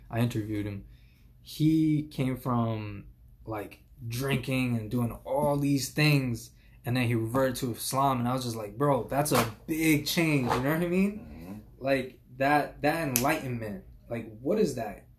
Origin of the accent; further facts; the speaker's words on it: New York City, New York, United States; I grew up in uh, Flushing